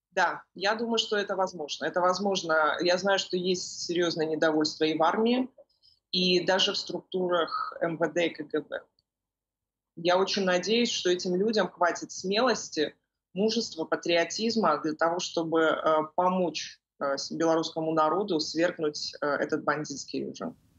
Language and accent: Russian; Belarus; в нашей стране